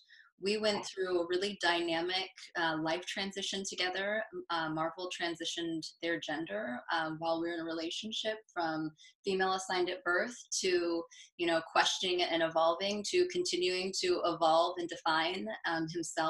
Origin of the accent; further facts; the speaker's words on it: Southern and Northern California, United States; also born or lived in upstate New York; now in New York, United States; I am from the West Coast, mostly grown by Southern and Northern California